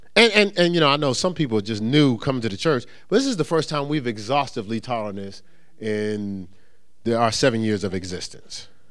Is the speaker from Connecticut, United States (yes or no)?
no; Newark, New Jersey, United States; I'm from Newark